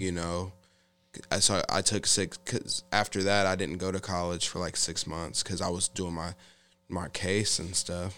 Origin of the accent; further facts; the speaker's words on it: Olathe, Kansas, United States; I grew up in Olathe, Kansas for the better part of my life through uh, you know, kinda like elementary school, uh, junior high school and high school.